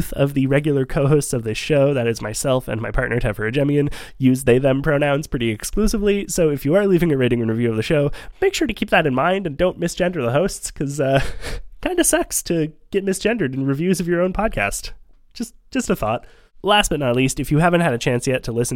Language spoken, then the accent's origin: English; Montreal, Quebec, Canada; also born or lived in Vancouver, Canada; we had moved to Montreal by the time I was 6